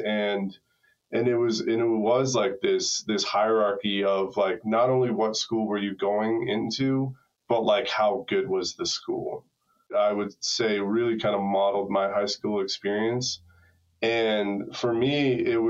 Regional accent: Hopkinton, Massachusetts, United States; I grew up in a little town outside of Boston, Massachusetts. It's where the marathon starts, Hopkinton.

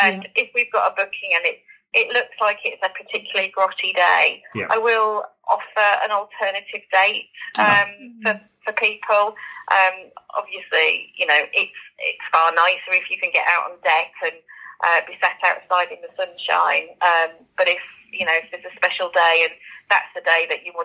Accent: Yorkshire and the Humber, United Kingdom; also born or lived in Norfolk Broads; now in Norfolk, United Kingdom; I'm from Yorkshire originally

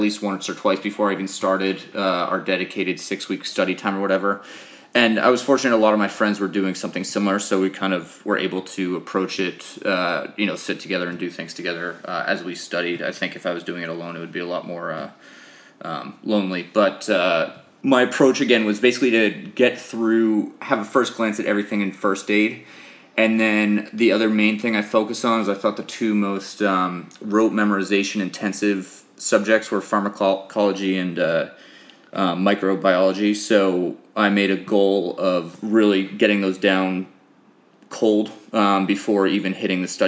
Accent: Boston, Massachusetts, United States; I grew up in Boston, went to high school in that area.

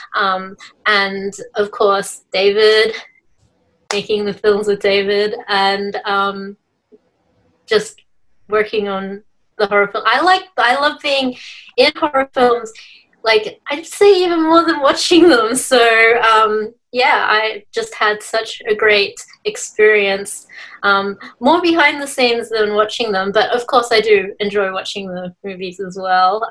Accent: Melbourne, Victoria, Australia; now in Sydney, Australia; I was originally from Victoria, hmm. Melbourne, but um, I'm currently in Sydney at the moment.

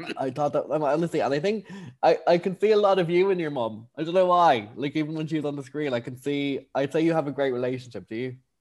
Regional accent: Ireland; accent: Irish; I'm too Irish

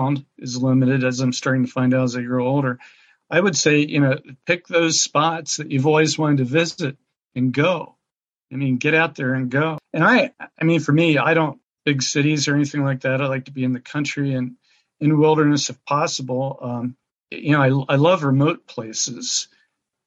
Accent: Pennsylvania, United States; I grew up in southeastern Pennsylvania near Valley Forge on a farm

